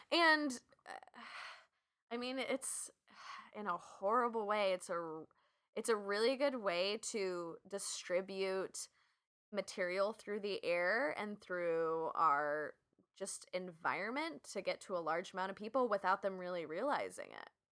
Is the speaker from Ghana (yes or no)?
no; West Coast, United States; I'm from the West Coast